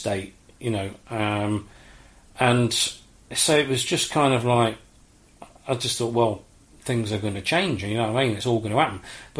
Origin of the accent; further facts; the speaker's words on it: Leicester, East Midlands, United Kingdom; I was born in Leicester.